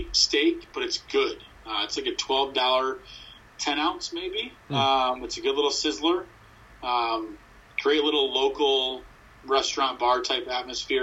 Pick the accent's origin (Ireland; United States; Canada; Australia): United States; Ohio; moved away; also born or lived in Michigan; I was born in Ohio